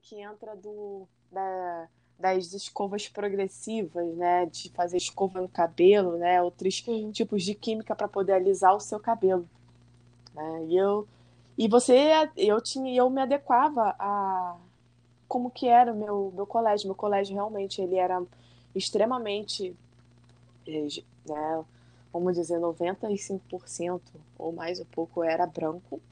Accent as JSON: {"language": "Portuguese", "town": "Niterói", "region": "Rio de Janeiro", "country": "Brazil", "tie": "born or raised there", "moved": "yes", "lives_now": "Macaé, Brazil", "said": "eu sou nascida e criada em Niterói, mas minha família é toda aqui de Macaé"}